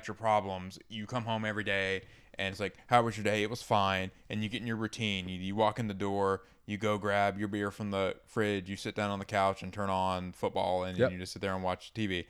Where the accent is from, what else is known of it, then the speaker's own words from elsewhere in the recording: the South, United States; Because I grew up in the South.